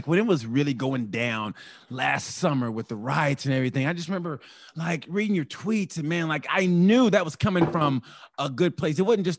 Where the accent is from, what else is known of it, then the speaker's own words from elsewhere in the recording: Oklahoma, United States; And I grew up in Oklahoma and I'm just now finding it. And I had to go, and I'm from Oklahoma.